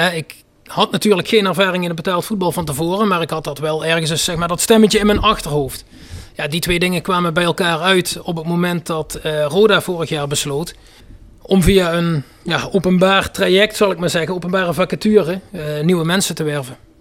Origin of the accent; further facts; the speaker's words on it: North Limburg, Netherlands; Noord-Limburg, waar ik vandaan kom